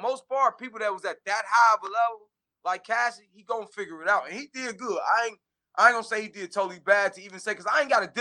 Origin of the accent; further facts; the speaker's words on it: Midwest, United States; I'm from the Midwest.